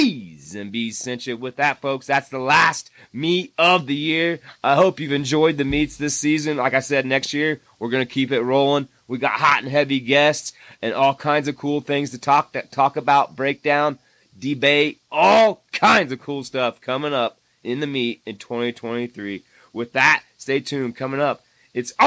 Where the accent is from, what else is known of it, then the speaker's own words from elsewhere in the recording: Indiana, United States; moved away; my home state of Indiana